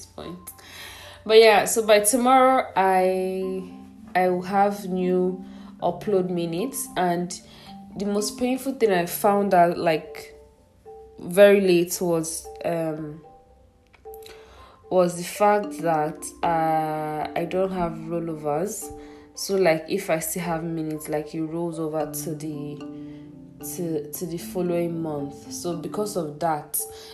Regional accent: Igbo, Igboland, Nigeria; I'm from Igbo, like I'm Igbo

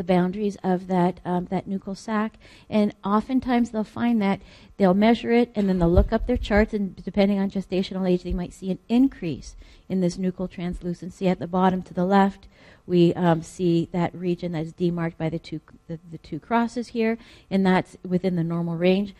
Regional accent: Canada; I'm Canadian

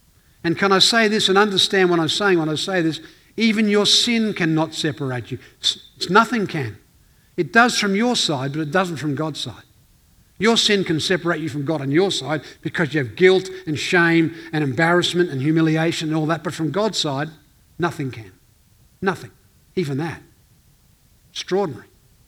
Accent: Northern Ireland, United Kingdom; now in Elizabeth, Australia; We came out from Northern Ireland and you came out and you settled in this town called Elizabeth. It's a tough place. … territory.

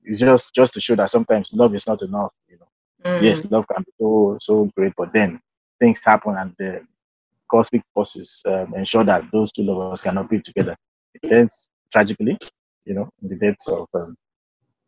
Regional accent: Nigeria; I'm a Nigerian.

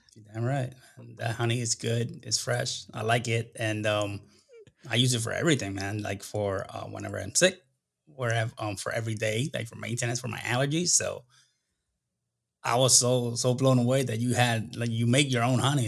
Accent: Puerto Rico; accent: less of an accent than usual Puerto Rican; moved away as an adult; also born or lived in Dayton, Ohio / South America / Kuwait; Grew up and, and until I was seventeen years old in Puerto Rico

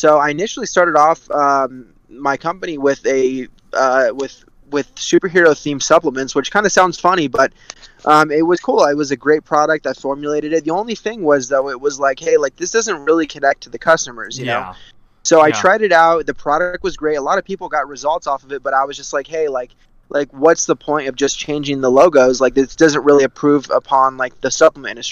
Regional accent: California, United States; I'm from California, born and raised

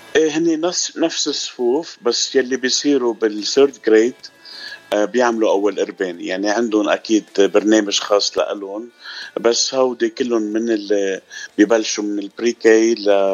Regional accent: Zahle, Beqaa, Lebanon; moved away as an adult; also born or lived in Jounieh, Lebanon / Italy; now in United States; انا من آه، لبنان من زحله الاصل وسكان جوني وصار لي بالاغتراب بأمريكا 10 سنين وكنت قبل بالاغتراب بإيطاليا 11 سنة

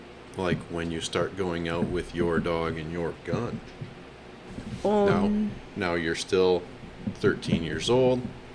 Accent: Michigan, United States; Well, not us, because we are two guys from Michigan.

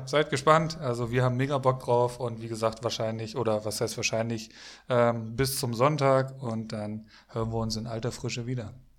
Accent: Bocholt, North Rhine-Westphalia, Germany; moved away; ich komme ursprünglich, also gebürtig aus Bocholt

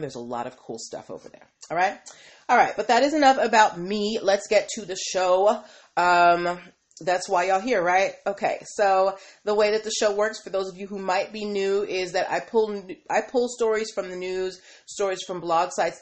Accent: Boston, Massachusetts, United States; now in DMV area, United States; I'm from Boston

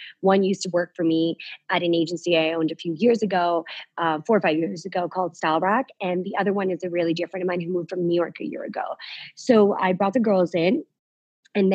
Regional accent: London, United Kingdom; My mom lives in London. Okay. So that's where I grew up in London.

